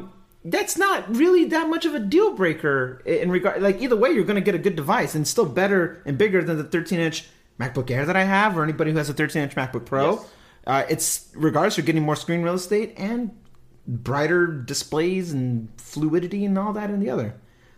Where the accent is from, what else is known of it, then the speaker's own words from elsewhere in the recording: California, United States; Even though I'm not home, I'm a Californian. I'm a chill dude.